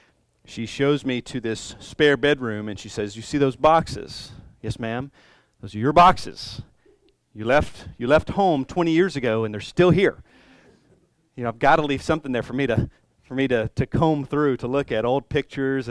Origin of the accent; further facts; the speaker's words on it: Columbus, United States; moved away; when I go back to Columbus, when I go back to my hometown